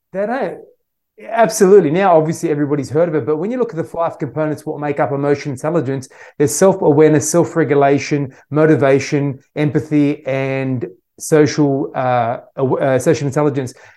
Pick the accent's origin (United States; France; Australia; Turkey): Australia; I was born in Australia my parents originally uh, came to Australia from Syria